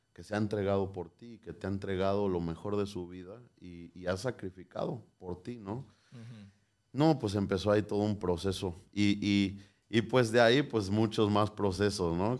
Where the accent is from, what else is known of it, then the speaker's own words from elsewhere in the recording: Morelia, Michoacán, Mexico; nací el 15 de julio de 1994 en Morelia, Michoacán